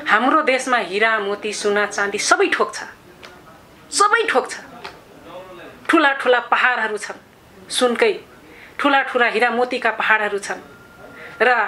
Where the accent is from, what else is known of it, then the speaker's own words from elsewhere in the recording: Terai, Nepal; first language Tharu; Nepali is a second language; मेरो गाउँघरतिर हामी तराईको बासिन्दा